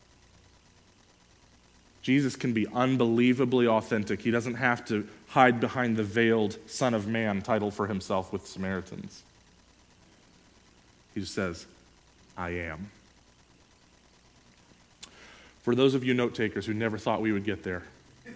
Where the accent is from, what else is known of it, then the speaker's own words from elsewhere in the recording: United States; as an American